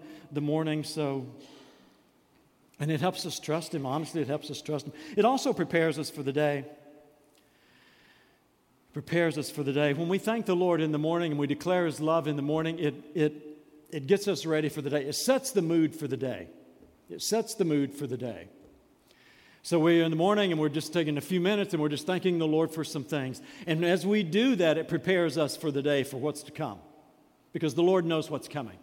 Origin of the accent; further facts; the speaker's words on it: United States; As American Christians